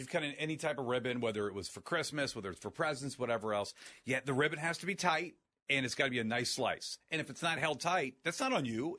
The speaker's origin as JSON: {"language": "English", "town": "Akron", "region": "Ohio", "country": "United States", "tie": "born or raised there", "said": "born and raised in Akron."}